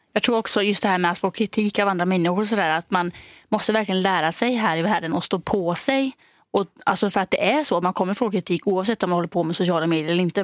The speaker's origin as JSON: {"language": "Swedish", "country": "Denmark", "moved": "yes", "said": "jag är då från Danmark."}